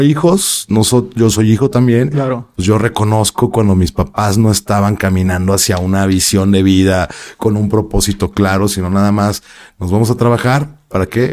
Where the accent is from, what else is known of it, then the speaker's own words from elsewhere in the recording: Guadalajara, Jalisco, Mexico; also born or lived in Mexico City; yo nací en la Ciudad de México, pero de bebé me llevaron a Guadalajara, me quedaron en Guadalajara